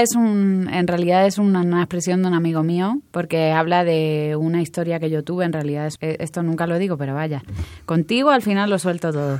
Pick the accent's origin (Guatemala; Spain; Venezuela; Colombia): Spain; now in Mexico; tanto los españoles que estamos aquí